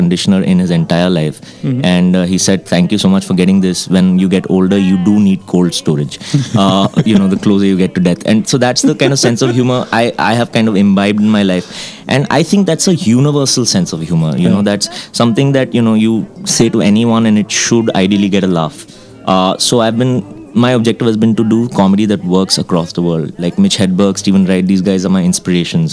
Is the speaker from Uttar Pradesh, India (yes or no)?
no; Mumbai, Maharashtra, India; also born or lived in Kashmir; I live in Bombay right now. That's where the film industry is. That's where the advertising scene is. I've grown up there actually, like all my life